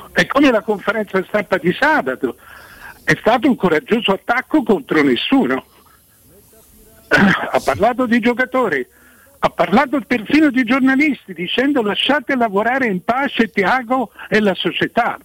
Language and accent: Italian; Florence, Tuscany, Italy; essendo fiorentino